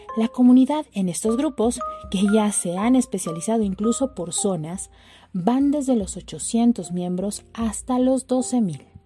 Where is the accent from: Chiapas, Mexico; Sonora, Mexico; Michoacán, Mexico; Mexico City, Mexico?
Mexico City, Mexico; nuestra ciudad chilanga